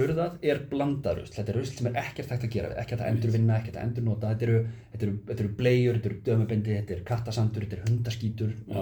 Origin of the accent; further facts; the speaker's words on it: Iceland; ég er Íslendingur